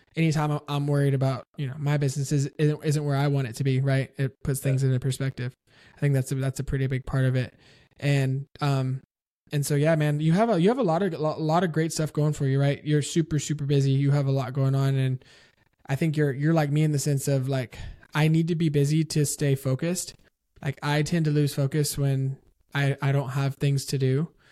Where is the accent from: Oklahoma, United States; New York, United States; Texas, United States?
Texas, United States; San Antonio; I grew up in San Antonio